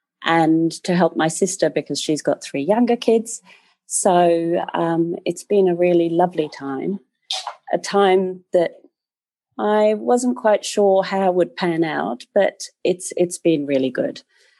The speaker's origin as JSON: {"language": "English", "country": "Austria", "tie": "born or raised there", "also_born_or_lived": "Australia", "second_language": "English", "said": "I never envisaged myself living on a farm in Australia, of all places, whilst growing up in Austria."}